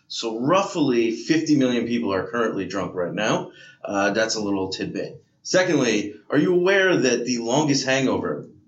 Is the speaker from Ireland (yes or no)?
yes; Ireland; I think two is actually my maximum, but I'm Irish, so it just goes through me.